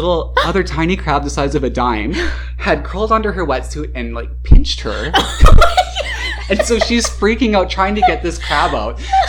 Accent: Australia; I thought I was being all Aussie classy and being like, oh, I'm going to Exmouth to scuba dive

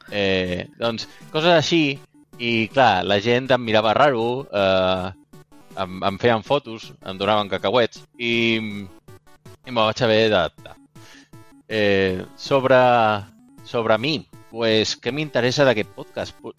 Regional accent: Balearic Islands, Spain; now in Barcelona, Spain; El meu català sona sona estrany perquè, bueno, eh, aquí servidors de Mallorca també vos dic que no parlo com la gent de Mallorca parla, perquè quan vaig arribar eh, a Barcelona fa 10 anys, me vaig haver

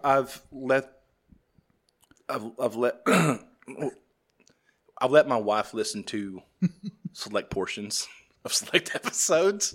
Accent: the South, United States; I'm from the South.

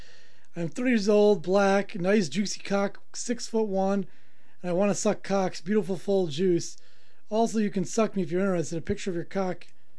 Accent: South Africa; I'm from South Africa.

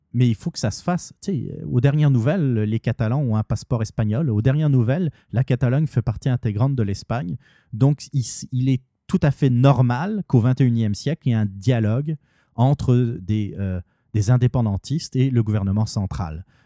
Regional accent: Canada; en tant que Canadien

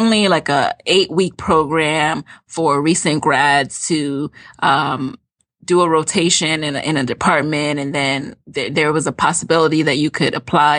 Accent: Jamaica; now in United States; because, you know, we came from Jamaica. Like, I didn't We didn't know about that.

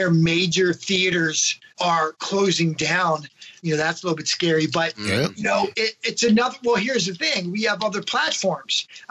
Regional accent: Maryland, United States; moved away; back where I grew up in Maryland

